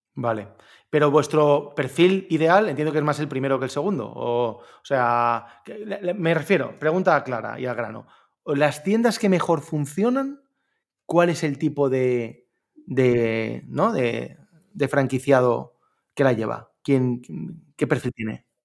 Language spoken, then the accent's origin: Spanish; Orihuela, Valencian Community, Spain; yo soy de Orihuela, un pueblo entre Alicante y Murcia